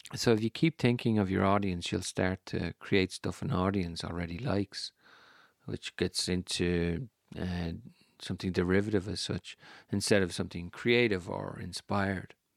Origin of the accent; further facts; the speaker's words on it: Ireland; I'm Irish. We don't like drawing attention to ourselves, the Irish